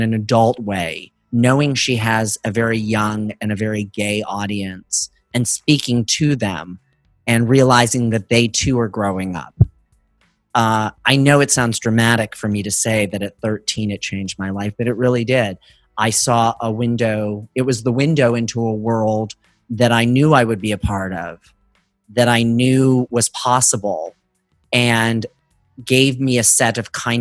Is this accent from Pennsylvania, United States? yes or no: no; Northeast Ohio, United States; I was Catholic and growing up in Northeast Ohio